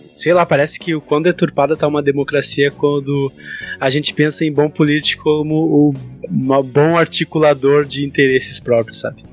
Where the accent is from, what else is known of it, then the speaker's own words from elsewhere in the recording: Porto Alegre, Rio Grande do Sul, Brazil; Eu sou de Porto Alegre